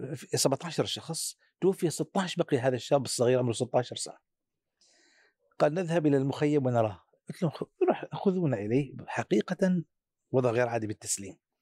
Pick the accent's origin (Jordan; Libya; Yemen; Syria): Syria; عندنا في سوريا